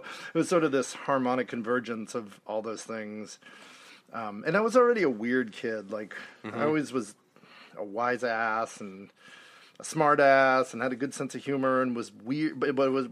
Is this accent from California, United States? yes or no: yes; Marin County, California, United States; I grew up in Marin County, California, which is about 15 miles north of San Francisco